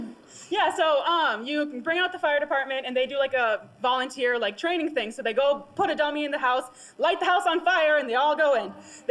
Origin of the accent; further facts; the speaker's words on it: Wisconsin, United States; I'm actually from Wisconsin, which is a little bit over that way.